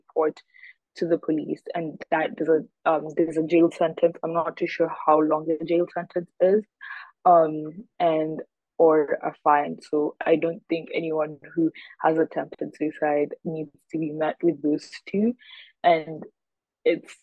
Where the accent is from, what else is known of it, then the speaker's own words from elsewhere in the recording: Kenya; now in United States; I am a Kenyan activist currently living in the US